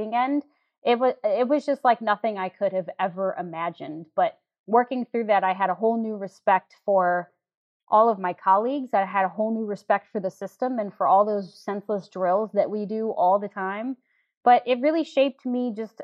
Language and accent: English; St. Louis, Missouri, United States; moved away as an adult; now in New York, United States; if I was still in St. Louis